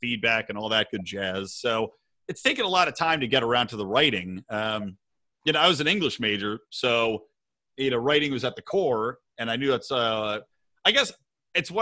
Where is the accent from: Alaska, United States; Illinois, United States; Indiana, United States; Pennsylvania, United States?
Pennsylvania, United States; Bucks County, outside Philadelphia; moved away as an adult; also born or lived in Los Angeles; I grew up in Philly, or outside of Philly, I should say, in Bucks County.